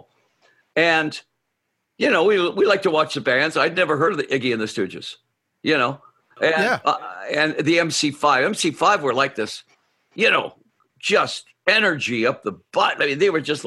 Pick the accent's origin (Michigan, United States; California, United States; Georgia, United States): Michigan, United States; Detroit; moved away; I was from Detroit, that was my hometown